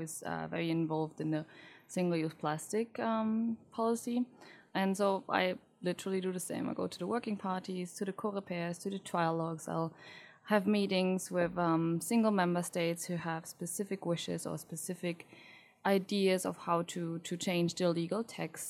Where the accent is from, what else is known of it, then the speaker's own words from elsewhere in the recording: Germany; now in Brussels, Belgium; I'm from Germany